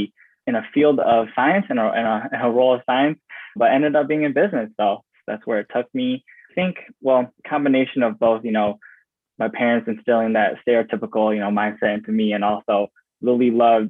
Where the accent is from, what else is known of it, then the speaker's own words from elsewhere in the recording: Rochester Hills, Michigan, United States; born and raised Metro Detroit area, lived in a city called Rochester Hills. It was very suburban, so to say.